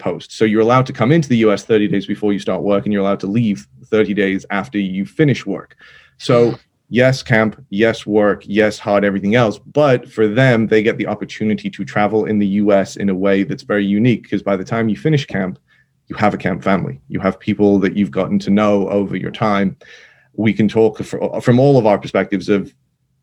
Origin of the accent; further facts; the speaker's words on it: England, United Kingdom; moved away as an adult; also born or lived in Manchester; now in United States; I grew up in England, went to college in Manchester